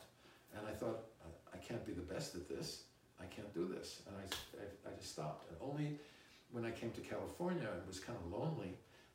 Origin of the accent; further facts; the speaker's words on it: London, United Kingdom; I was born in London